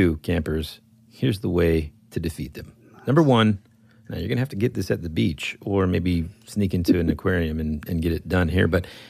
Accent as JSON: {"language": "English", "region": "Georgia", "country": "United States"}